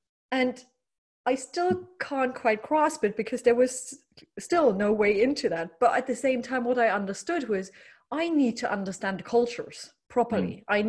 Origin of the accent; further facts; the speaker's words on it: Germany; English is a second language; I grew up in East, former communist Germany.